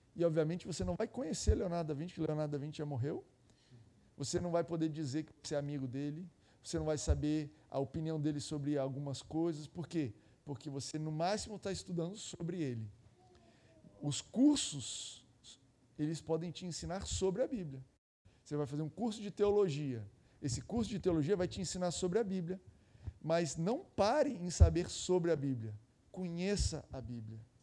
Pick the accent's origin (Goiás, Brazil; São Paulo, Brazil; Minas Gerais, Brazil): Goiás, Brazil; eu sou de Goiás lá